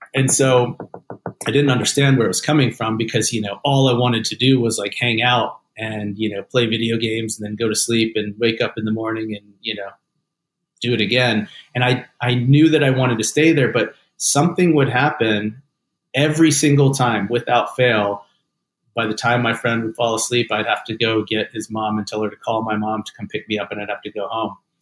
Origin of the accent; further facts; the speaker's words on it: Atlanta, Georgia, United States; also born or lived in North Carolina; my dad grew up in the in the South in Atlanta, uh, which is where I grew up as well.